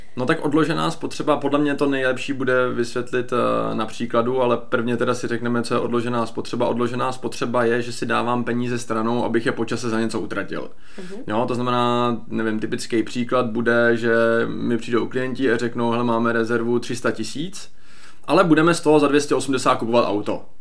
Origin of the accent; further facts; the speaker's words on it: Czechia; my jako Češi neumíme úplně dvakrát pracovat